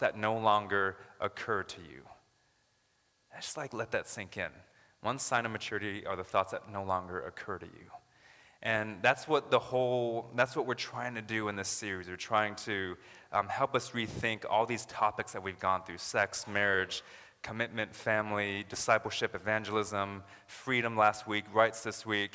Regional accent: United States; now in Canada; I'm actually American

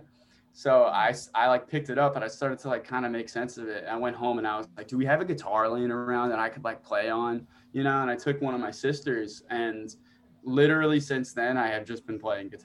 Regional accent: Long Island, New York, United States; born or raised there

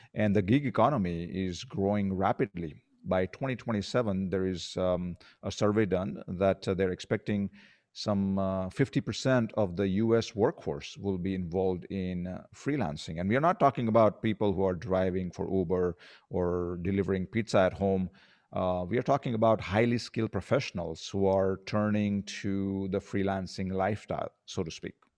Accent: India; also born or lived in Colorado, United States / Arizona, United States; now in Philippines; I grew up in India

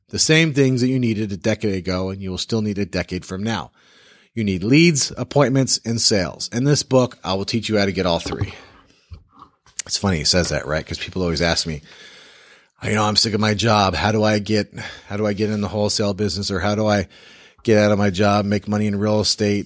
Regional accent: the South, United States; I am also from the South and I talk slow.

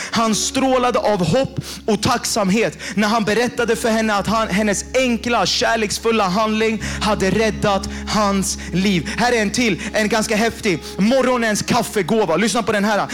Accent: Jakobsberg, Stockholm County, Sweden; jag har vuxit upp i Jakobsberg

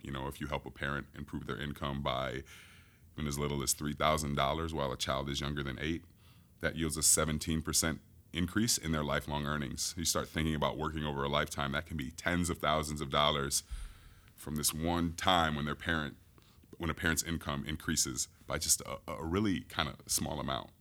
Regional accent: Grand Rapids, Michigan, United States; moved away as an adult; now in Chicago, United States; I am originally from Grand Rapids, Michigan, just across the lake.

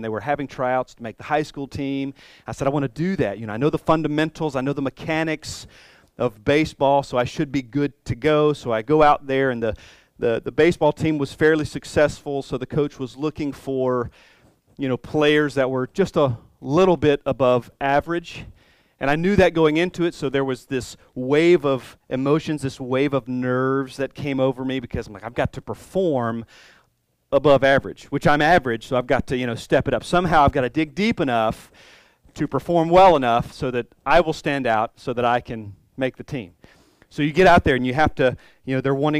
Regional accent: Columbus, United States; moved away; when I go back to Columbus, when I go back to my hometown

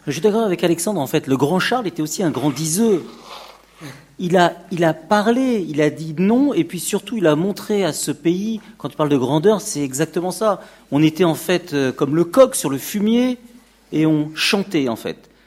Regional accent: France; Mes parents sont tous les deux étrangers. Je suis né en France

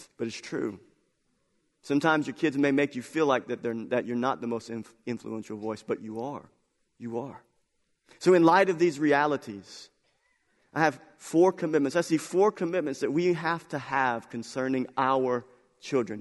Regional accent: United States; our belief as American culture

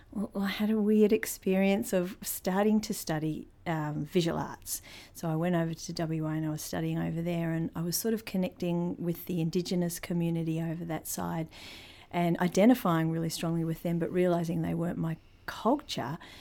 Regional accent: Christchurch, Canterbury, New Zealand; moved away; also born or lived in Te Kuiti, North Island; I was born in Christchurch, but my tribal affiliations are to the middle of the North Island

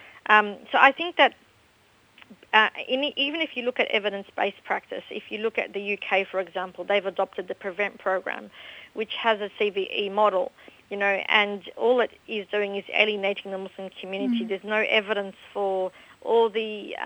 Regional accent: Australia; I was born and raised in Australia. I went to school in Australia

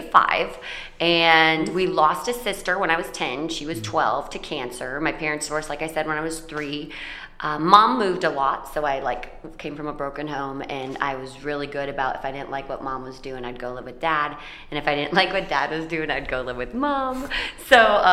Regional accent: Paulding County, Ohio, United States; I was born in Paulding County, Ohio.

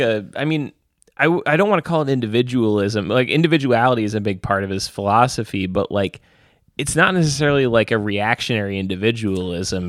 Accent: New York, United States; as a New Yorker

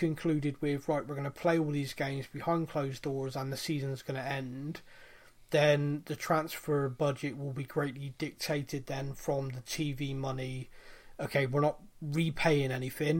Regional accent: Bristol, South West England, United Kingdom; I'm from Bristol.

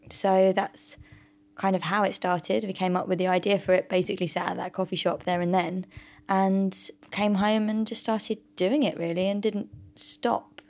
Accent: United Kingdom; we're all British

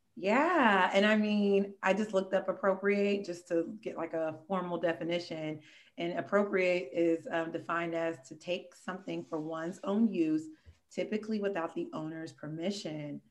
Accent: Oakland, California, United States; also born or lived in Pittsburg, California; we're both from the Bay Area, but I'm like, you know, I, I got roots between Oakland and Pittsburgh

